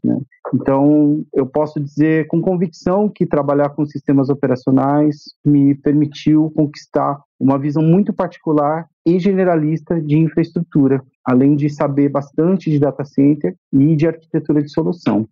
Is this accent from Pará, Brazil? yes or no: no; Campinas, São Paulo, Brazil; moved away as an adult; now in São Paulo, Brazil; eu nasci no interior de São Paulo, eu sou da cidade de Campinas, atualmente moro em São Paulo.